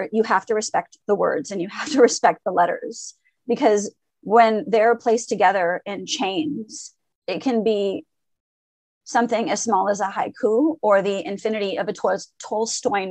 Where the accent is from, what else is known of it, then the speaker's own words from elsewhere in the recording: Montreal, Quebec, Canada; first language French; English is a second language; also born or lived in Lebanon / Syria / Paris; I was born in Lebanon, and my parents immigrated to Canada when I was 2.5. Basically what happened is we went from Lebanon to Syria to Paris. We were in Paris for 6 months and then moved to Montreal